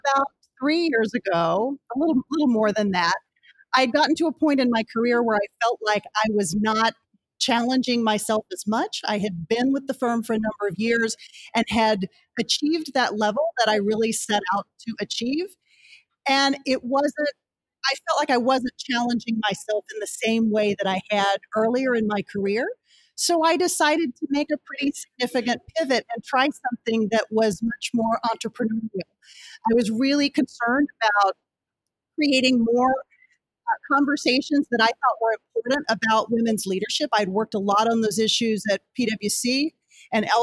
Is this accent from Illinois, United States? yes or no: no; Rising Star, Texas, United States; moved away as an adult; now in Washington, D.C., United States; I grew up in Texas, to kind of take us back to the beginning, and in a very small town called Rising Star, population 800